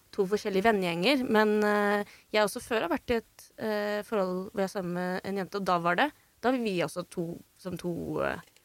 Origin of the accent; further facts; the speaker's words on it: Drammen, Buskerud, Norway; Jeg er fra Drammen